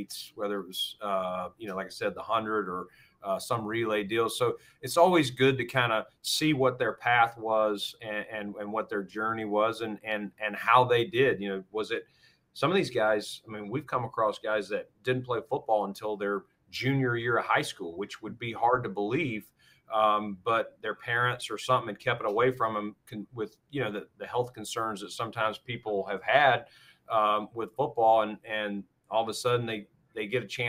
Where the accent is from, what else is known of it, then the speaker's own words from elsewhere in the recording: Norwood, North Carolina, United States; moved away as an adult; now in Buffalo, United States; how I was raised in Norwood and Stanley County